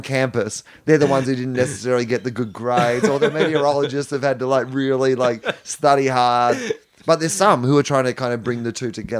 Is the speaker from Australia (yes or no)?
yes; Australia; that's the thing that you realize as an Australian is, I don't know how traveled you were before this role, but is that there is a lot of this country that isn't, yeah, the five cities that people live in.